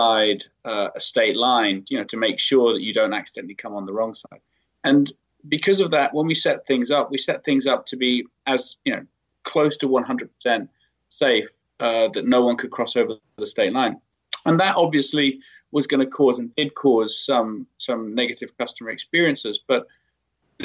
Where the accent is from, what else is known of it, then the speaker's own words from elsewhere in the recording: United Kingdom; moved away; I'm British